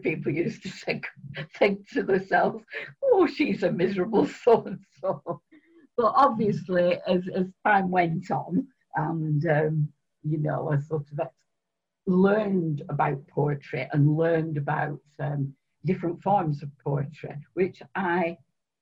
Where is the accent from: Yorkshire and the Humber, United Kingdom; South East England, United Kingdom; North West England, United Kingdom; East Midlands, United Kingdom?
North West England, United Kingdom; Oldham; also born or lived in Spain; I was born in Oldham, and although I've lived in other places, I always come back to Oldham